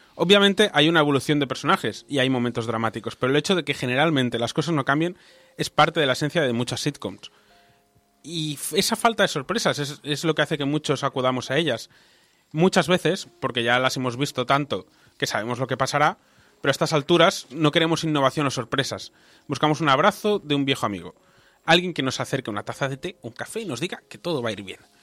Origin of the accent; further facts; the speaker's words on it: Balearic Islands, Spain; now in Barcelona, Spain; yo me crié en las Baleares y me mudé a Barcelona y Barcelona se ha convertido en mi hogar